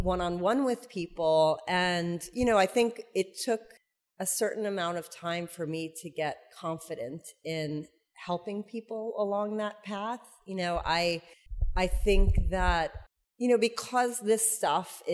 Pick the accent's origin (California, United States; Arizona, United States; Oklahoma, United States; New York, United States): New York, United States; I'm from New York.